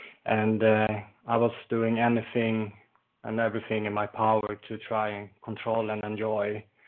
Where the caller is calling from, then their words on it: Falun, Dalarna County, Sweden; I'm calling from Falun in Sweden, sunny Sweden today.